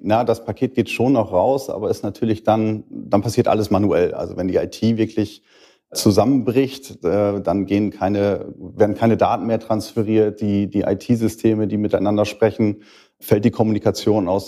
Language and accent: German; Schüttorf, Lower Saxony, Germany; bin 38, komme aus Schüttorf